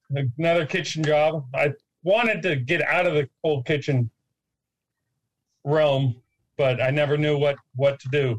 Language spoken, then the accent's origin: English; San Luis Obispo, California, United States; moved away as an adult; now in Sacramento, United States; I'm from San Luis Obispo, which is halfway between L.A. and San Francisco.